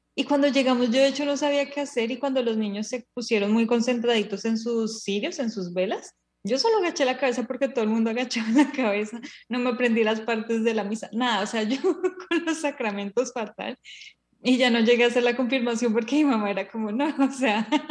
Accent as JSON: {"language": "Spanish", "country": "Colombia", "tie": "born or raised there", "said": "somos colombianas, que somos en el contexto colombiano donde la religión mayoritaria es la religión católica y nuestros papás nos educaron"}